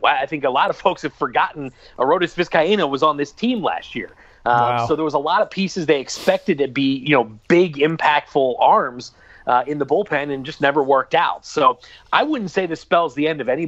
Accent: Philadelphia, Pennsylvania, United States; moved away as an adult; now in Atlanta, United States; growing up in Philly

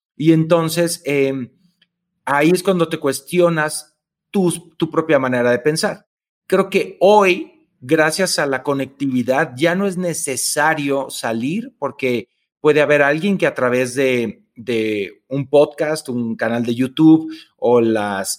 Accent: Tepatitlán, Jalisco, Mexico; now in Mexico City, Mexico; yo soy de Tepatitlán, Jalisco, que mm, es una ciudad pequeña

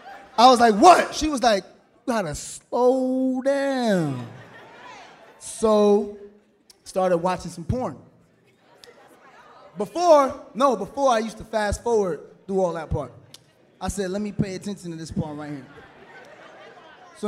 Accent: New York City, New York, United States; I am from Brooklyn

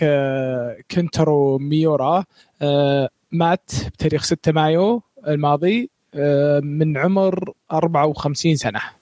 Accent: Saudi Arabia; عندنا في السعودية

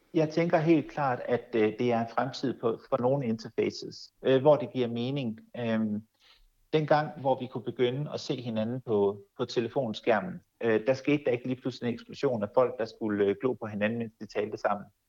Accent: Denmark; vi som danskere

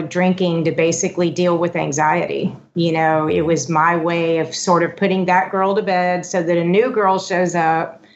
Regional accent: Houston, Texas, United States; born or raised there; also born or lived in California

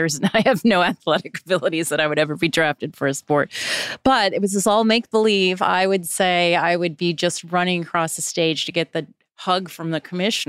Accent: Chicago, Illinois, United States; I grew up in Chicago

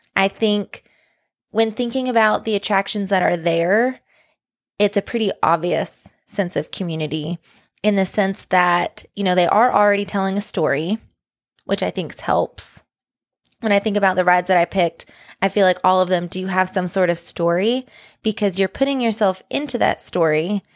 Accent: Tennessee, United States; accent: Southern; moved away as an adult; when we lived in Tennessee

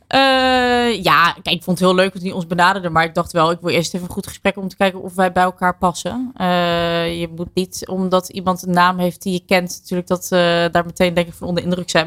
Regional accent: Netherlands; ik blijf toch een Hollander

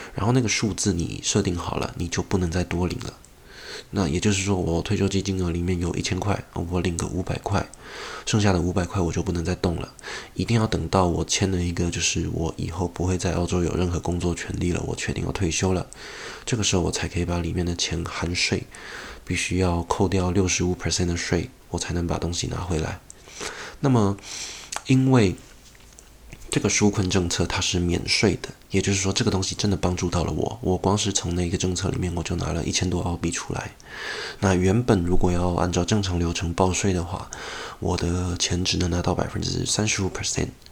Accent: Taiwan; moved away as an adult; now in Australia; 因为我是台湾人获得了不少掌声

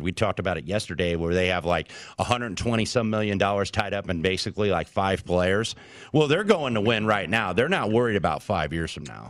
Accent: Indianapolis, Indiana, United States; the Indiana Pacers last Saturday, my hometown team

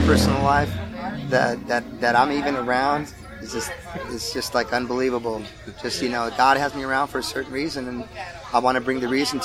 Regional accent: Los Angeles, California, United States; We come from Los Angeles, so kind of that's how I grew up, with all different kinds of amazing musics.

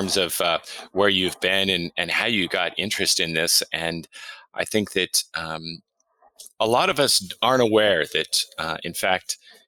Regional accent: United States; as an American

